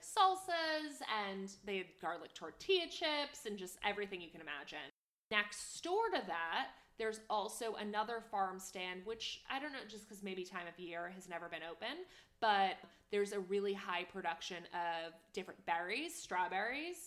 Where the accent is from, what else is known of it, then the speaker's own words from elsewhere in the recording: Connecticut, United States; growing up in New England